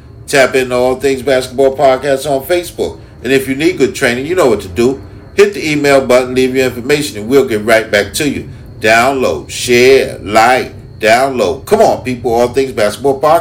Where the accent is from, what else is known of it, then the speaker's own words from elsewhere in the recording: New York, United States; I love my New York Liberty because I'm a New Yorker